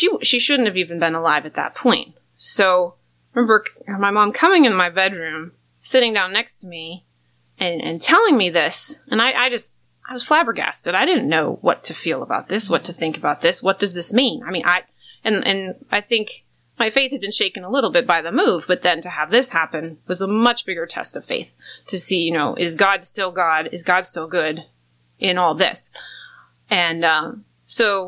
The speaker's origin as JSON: {"language": "English", "town": "Rochester", "region": "New York", "country": "United States", "tie": "born or raised there", "said": "I was born in New York, Rochester, New York"}